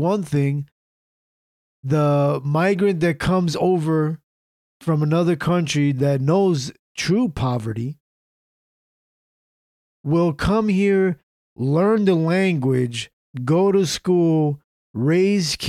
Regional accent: United States; we're American

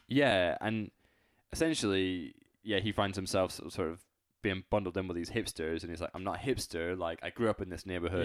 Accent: United Kingdom; I'm British

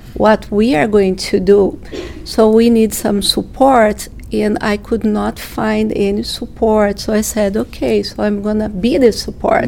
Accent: Brazil; moved away as an adult; I'm from Brazil, and my family also is from Brazil

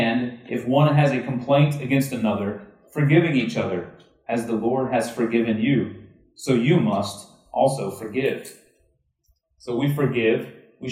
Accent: Texas, United States; I'm from Texas.

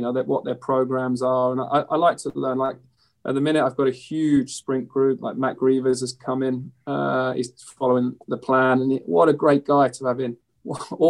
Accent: London, United Kingdom; I grew up in East London

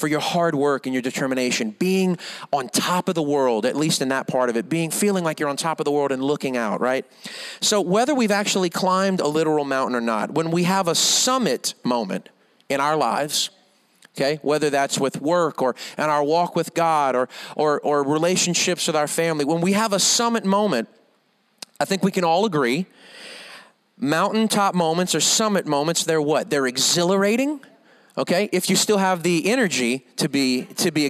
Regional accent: Louisiana, United States; now in Rockport, United States; I'm from Louisiana

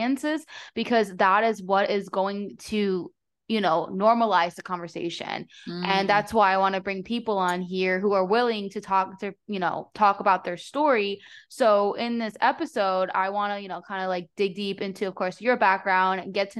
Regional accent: New Jersey, United States; now in Florida, United States; when I grew up in New Jersey

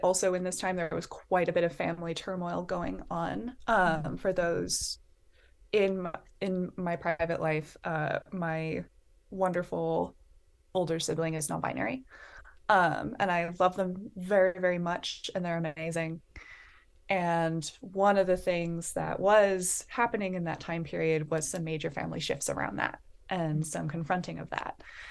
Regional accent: Bellingham, Washington, United States; I am Washington, born and raised. I am from Bellingham, Washington

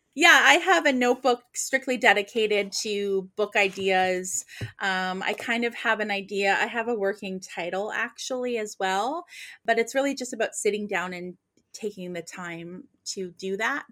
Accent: Nova Scotia, Canada; moved away as an adult; I was born and raised in Nova Scotia

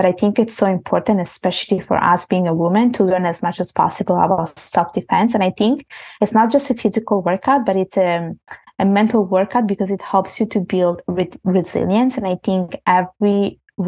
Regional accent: Italy; moved away; when I was growing up in Italy, basically, I was brought up in Italy. I was born there, and my parents are from Bangladesh

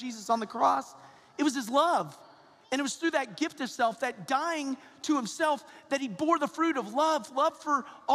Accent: Georgia, United States; I'm a Georgia boy, so I'm from the South, and I'm from Georgia

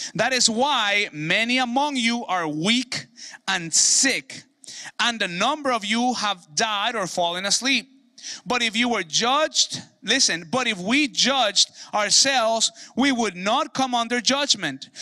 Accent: Mexico; moved away; Cousins that I grew up with in Mexico

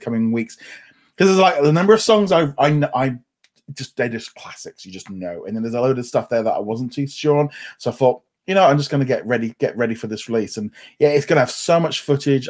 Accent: United Kingdom; obviously being British

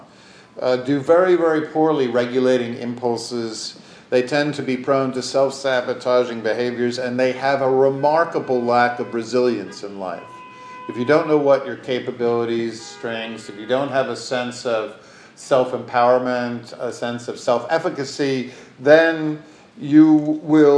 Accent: New York, United States; I was born in the Upper West Side

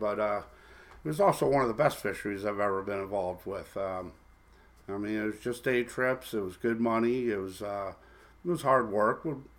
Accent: Fort Lauderdale, Florida, United States; born there; I was born in Fort Lauderdale, Florida. The water's just always called to me. When I was growing up, I lived a couple blocks from the ocean.

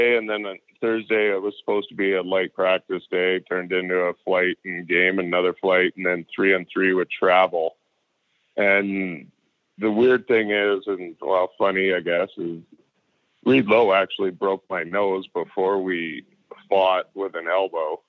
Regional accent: North Vancouver, British Columbia, Canada; I got traded to my hometown. Because at that time, my family was living in North Vancouver

